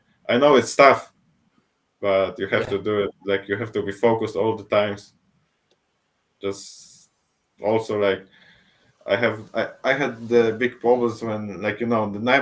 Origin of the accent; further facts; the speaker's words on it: Poznań, Greater Poland, Poland; in Poznań, in my hometown